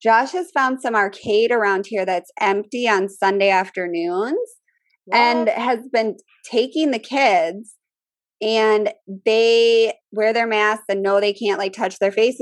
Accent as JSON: {"language": "English", "region": "Midwest", "country": "United States", "accent": "Midwest", "said": "My Midwest accent"}